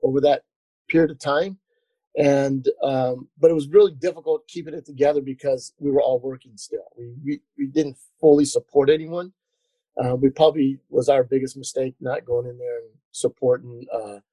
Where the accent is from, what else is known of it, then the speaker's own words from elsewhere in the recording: Orange County, California, United States; moved away; I came from California, Orange County